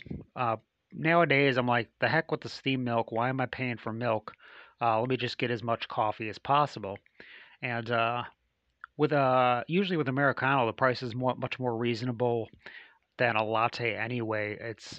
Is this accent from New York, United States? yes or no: no; Chicago, Illinois, United States; And I just returned from a trip back to my hometown area. I traveled back to Chicago.